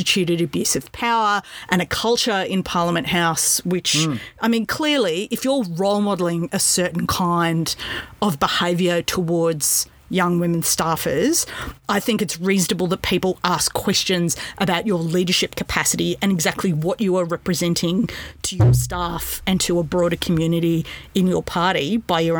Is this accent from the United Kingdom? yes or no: no; Australia; my country and its people